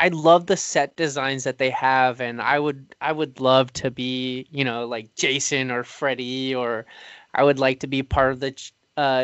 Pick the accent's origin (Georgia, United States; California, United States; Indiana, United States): California, United States; Oxnard; my hometown, Oxnard